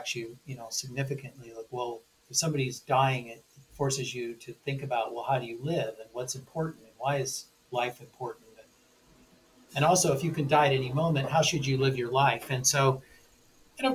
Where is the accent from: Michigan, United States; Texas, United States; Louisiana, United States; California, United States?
California, United States; Newport Beach; I grew up in Newport Beach, California